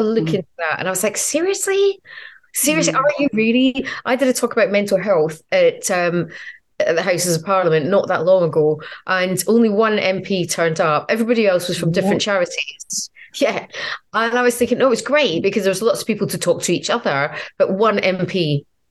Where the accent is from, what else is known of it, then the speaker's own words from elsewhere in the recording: Edinburgh, Scotland, United Kingdom; now in London, United Kingdom; Edinburgh was amazing because it's my hometown.